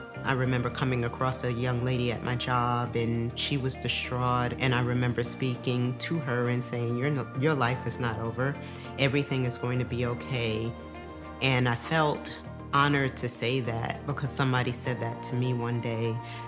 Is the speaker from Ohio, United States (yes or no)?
no; New York, United States; I grew up in New York.